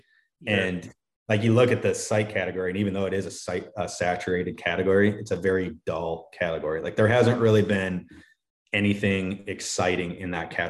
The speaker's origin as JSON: {"language": "English", "region": "Wisconsin", "country": "United States", "said": "so I'm originally from Wisconsin, but I'm relocating to Minnesota, unfortunately."}